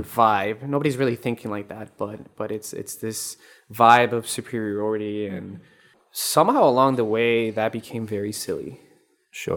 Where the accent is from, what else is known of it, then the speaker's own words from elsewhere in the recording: Colombia; moved away; I'm from Colombia